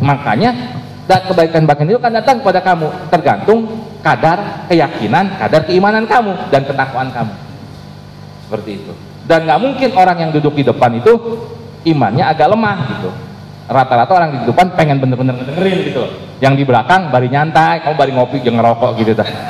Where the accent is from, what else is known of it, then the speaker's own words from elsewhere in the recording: Indonesia; adat kita adat istiadat warga Indonesia